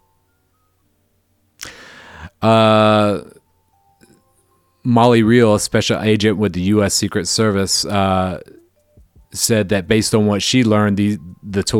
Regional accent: the South, United States; I'm from the South

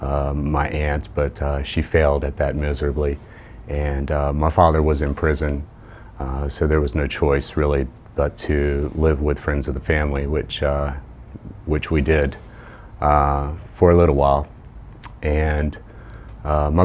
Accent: Jacksonville, Florida, United States; moved away as an adult; also born or lived in Indiana / Chicago; I was born and raised in Jacksonville, Florida

